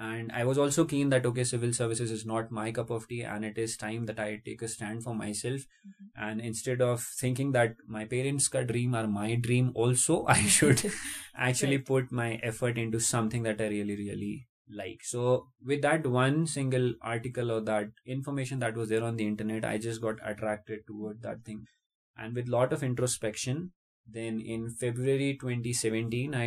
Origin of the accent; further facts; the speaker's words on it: Jaipur, Rajasthan, India; moved away as an adult; I am basically born and brought up in Jaipur, the capital city of the state of Rajasthan, India